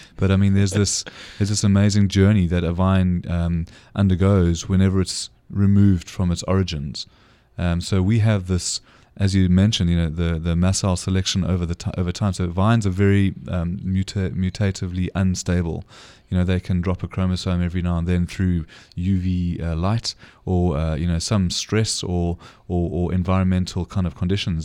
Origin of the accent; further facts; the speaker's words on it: South Africa; as a South African